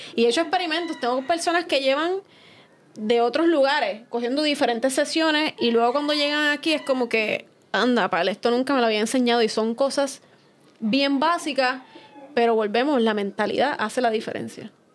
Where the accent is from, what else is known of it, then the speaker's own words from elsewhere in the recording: Fajardo, Puerto Rico; moved away as an adult; now in San Juan, Puerto Rico; soy de Fajardo